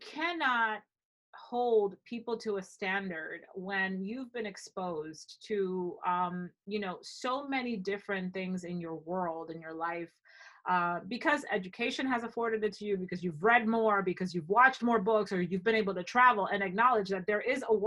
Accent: Dominican Republic; also born or lived in Ohio, United States; now in New York, United States; I grew up partially in the Dominican Republic, but I also lived in Ohio for 5 years

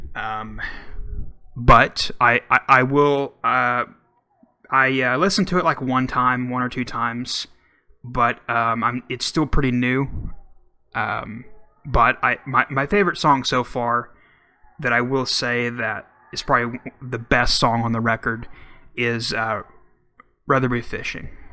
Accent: Oklahoma, United States; my home my home state

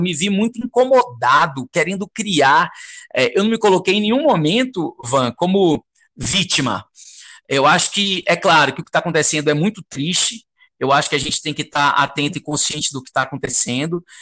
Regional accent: Salvador, Bahia, Brazil; moved away; eu sou de Salvador

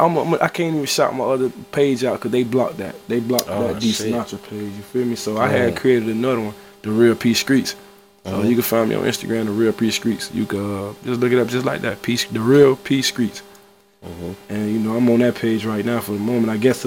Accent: Miami, Florida, United States; I'm from Miami.

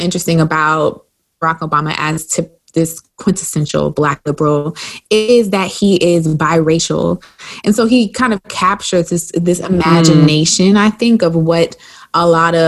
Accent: South Carolina, United States; I'm from South Carolina.

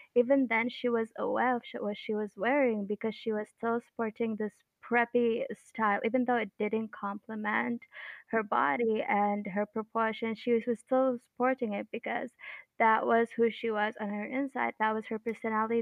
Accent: Bahrain; I'm from Bahrain.

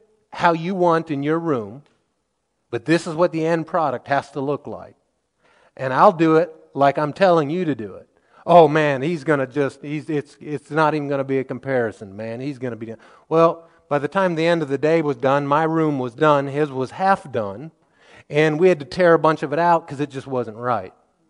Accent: Missouri, United States; I grew up in Missouri

